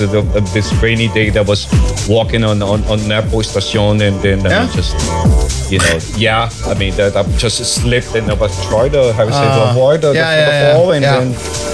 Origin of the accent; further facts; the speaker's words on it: São Paulo, Brazil; moved away as an adult; now in Copenhagen, Denmark; I'm from São Paulo, a Brazilian, and I've been living in São Paulo for 35 years, actually.